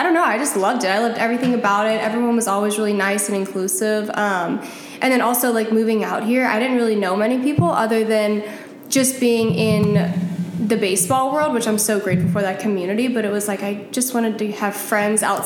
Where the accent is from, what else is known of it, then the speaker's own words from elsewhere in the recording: New Orleans, Louisiana, United States; moved away as an adult; I'm from New Orleans, Louisiana